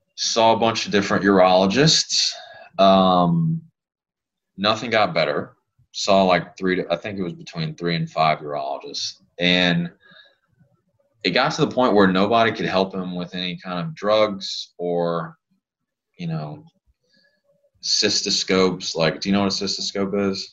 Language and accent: English; Lafayette, Louisiana, United States; I grew up in Lafayette. That's where I'm from. That's where I was born and raised.